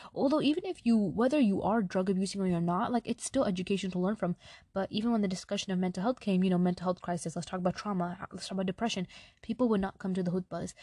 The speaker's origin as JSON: {"language": "English", "region": "New York", "country": "United States", "tie": "born or raised there", "said": "I'm Pakistani, right? My family's from Pakistan. I was born in New York"}